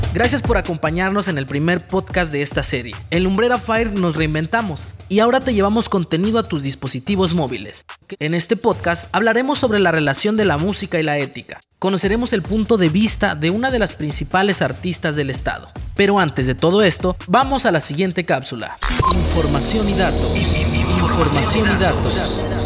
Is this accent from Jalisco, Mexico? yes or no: no; Oaxaca, Mexico; nuestro compromiso como oaxaqueños